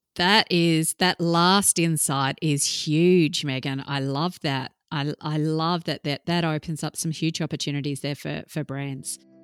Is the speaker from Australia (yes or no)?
yes; Australia; being an Australian researcher